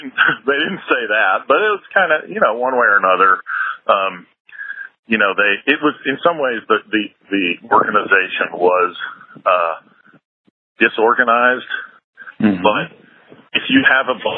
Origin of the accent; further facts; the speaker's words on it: United States; moved away; as an American